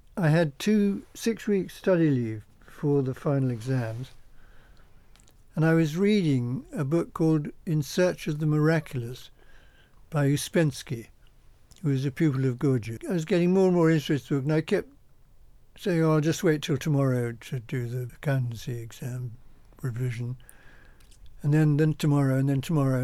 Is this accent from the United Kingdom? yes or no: yes; Essex, East of England, United Kingdom; I was born in Essex in a little farmhouse